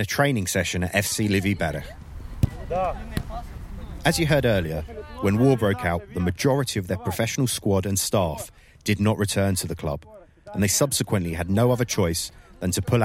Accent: United Kingdom; I am British-Ukrainian football writer and reporter

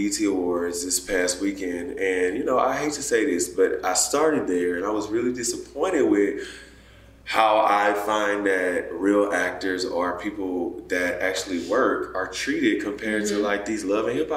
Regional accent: Beaumont, Texas, United States; moved away as an adult; now in Los Angeles, United States; I'm from Beaumont, Texas, a really small town

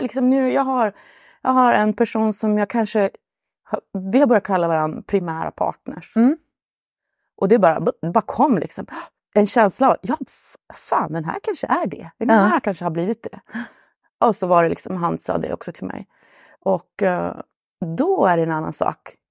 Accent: Luleå, Norrbotten County, Sweden; jag är från Luleå i Norrbotten

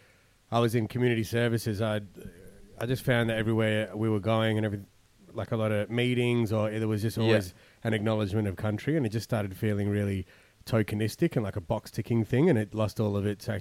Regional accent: Perth, Western Australia, Australia; we're from Perth

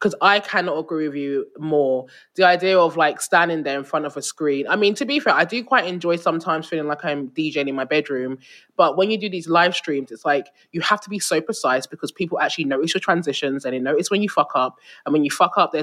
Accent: United Kingdom; As a British person who's sort of grown up in this world

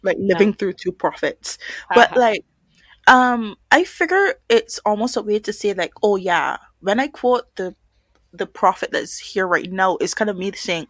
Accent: Barbados; Barbados, where I'm from.

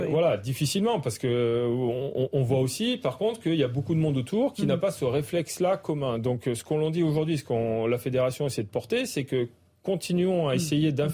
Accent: southern France, France; on vient du sud de la France

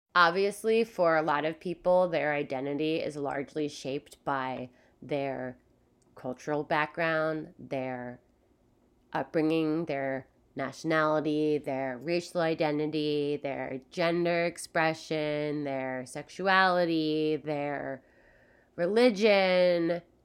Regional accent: Philadelphia, Pennsylvania, United States; now in California, United States; I'm from Philadelphia. I live in California

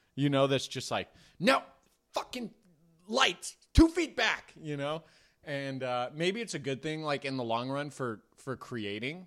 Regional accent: Marin, California, United States; I grew up in Marin

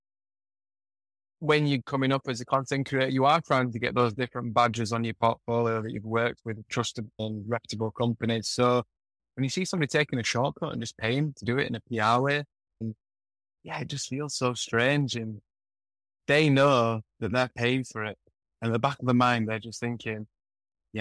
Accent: Yorkshire and the Humber, United Kingdom; moved away as an adult; now in Bali, Indonesia; the way I was brought up in Yorkshire

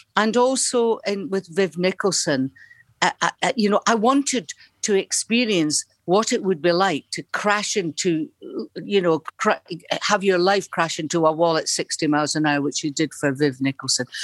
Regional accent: Dunfermline, Scotland, United Kingdom; moved away as an adult; also born or lived in Liverpool / London; At the Labour Exchange in Dunfermline

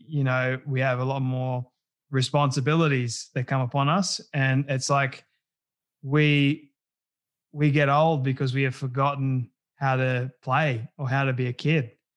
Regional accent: Australia

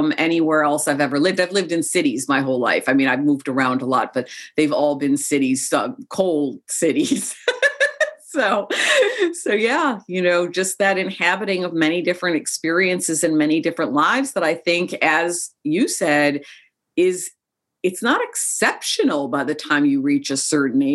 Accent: Chicago, Illinois, United States; born or raised there; also born or lived in Joshua Tree, California

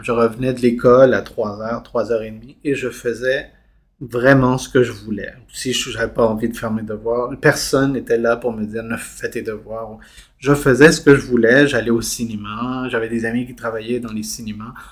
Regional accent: Montreal, Quebec, Canada; also born or lived in Chile; je suis arrivé ici enfant à 5 ans

